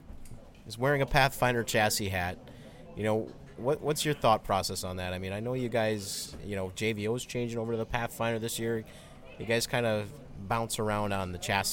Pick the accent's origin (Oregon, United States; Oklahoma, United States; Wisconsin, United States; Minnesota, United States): Wisconsin, United States; I'm from Wisconsin